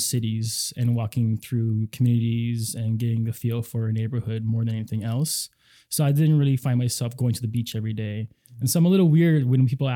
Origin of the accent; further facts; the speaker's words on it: Mililani, Hawaii, United States; moved away as an adult; now in Seattle, United States; I grew up in Mililani.